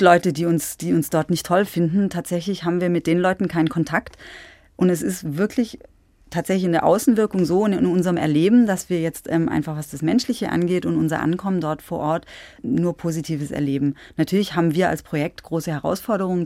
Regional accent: Schwäbisch Hall, Baden-Württemberg, Germany; moved away as an adult; also born or lived in Albstadt-Ebingen, Baden-Württemberg / Tübingen; now in Leisnig, Germany; Ich bin aufgewachsen in Schwäbisch Hall, mhm. auch in Baden-Württemberg

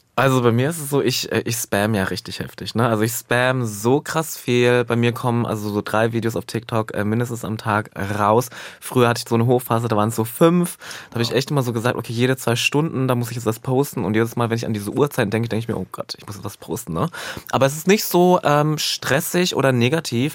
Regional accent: eastern Germany, Germany; also born or lived in Halle (Saale); ich komme ja aus dem Osten

